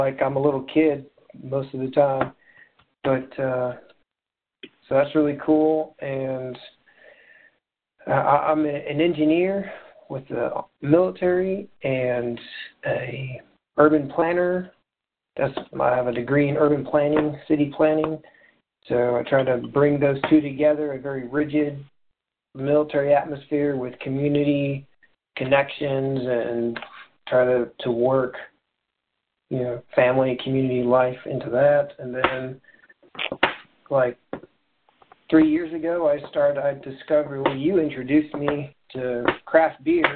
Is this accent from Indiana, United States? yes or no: yes; Indiana, United States; Born and raised in Indiana, and I live in Indianapolis now